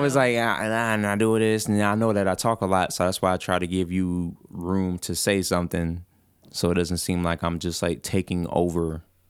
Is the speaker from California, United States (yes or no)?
no; Atlanta, Georgia, United States; I'm from Atlanta.